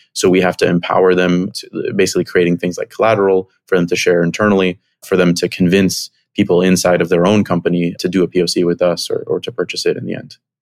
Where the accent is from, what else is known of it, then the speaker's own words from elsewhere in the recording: Miami, Florida, United States; moved away as an adult; also born or lived in Chicago; I grew up in Miami, came to Chicago for college